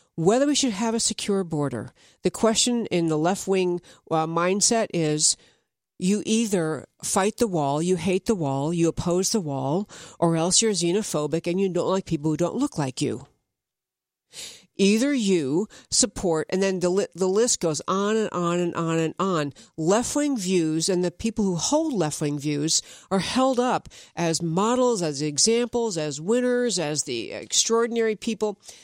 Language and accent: English; upstate New York, United States; I grew up in New York. I mean, upstate New York, but still New York.